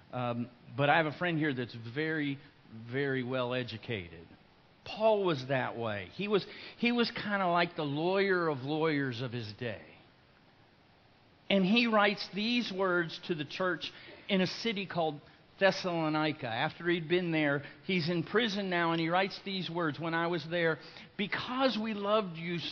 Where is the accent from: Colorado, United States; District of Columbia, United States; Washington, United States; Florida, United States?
Florida, United States; Lake Wales; I'm from Lake Wales, and I was attending Lake Wales High School